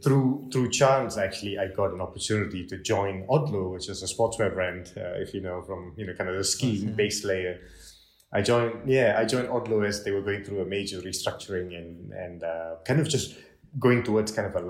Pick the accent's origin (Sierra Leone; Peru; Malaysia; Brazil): Malaysia; now in Switzerland; Yeah, so I'm actually from Malaysia, as you know, originally